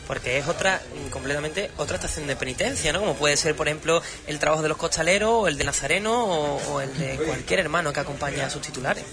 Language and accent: Spanish; Huelva, Andalusia, Spain; nuestra Huelva